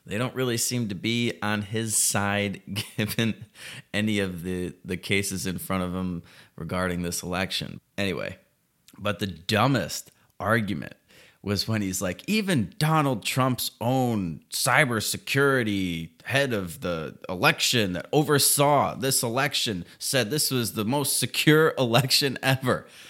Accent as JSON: {"language": "English", "country": "United States", "said": "I'm an American"}